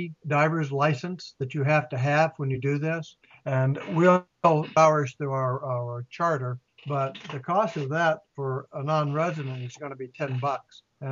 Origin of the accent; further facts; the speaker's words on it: United States; I am from Carolina